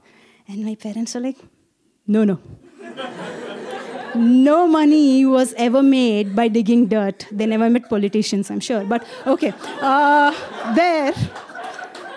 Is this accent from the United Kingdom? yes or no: no; India; I'm from India